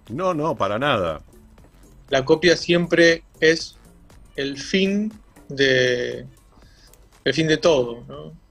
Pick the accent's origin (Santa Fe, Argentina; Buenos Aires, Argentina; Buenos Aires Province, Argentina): Santa Fe, Argentina; Rosario; also born or lived in Callao de Catamarca; nosotros vinimos de Rosario, vivíamos en Callao de Catamarca, y llegamos, mi papá trabajaba este, con Hacienda